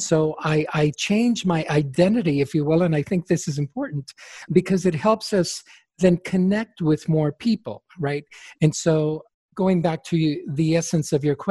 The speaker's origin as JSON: {"language": "English", "country": "Chile", "tie": "born or raised there", "first_language": "Spanish", "second_language": "English", "moved": "yes", "lives_now": "United States", "said": "because Spanish is my first language, I was born in Chile"}